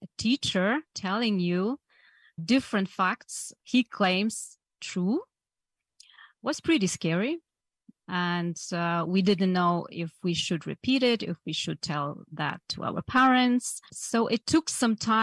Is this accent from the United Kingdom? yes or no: no; Poland; English is a second language; So I've been growing up in communist Poland. As you said, I was born in Poland in 1975.